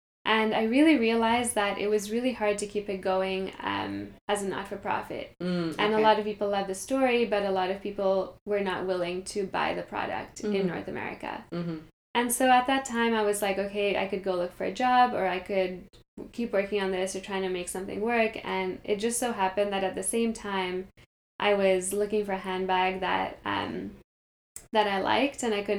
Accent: Kenya; moved away as an adult; also born or lived in Montreal, Canada; now in Toronto, Canada; So I grew up in Kenya. I lived there until I was 17. It's still home for me.

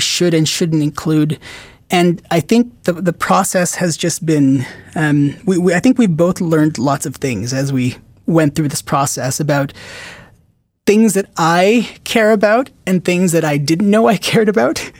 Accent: Philippines; moved away; also born or lived in Qatar / Richmond / Toronto; I grew up in, I was born in the Philippines. I lived in Qatar for, for five and a half, I think, or six years

